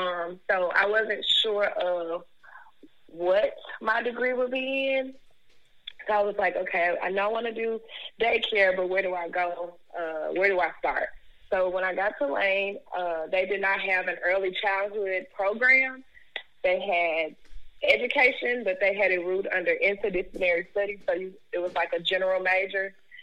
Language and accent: English; Memphis, Tennessee, United States; And I've grown up a little bit of everywhere. But right now I'm in Cordova. I graduated from Cordova High School.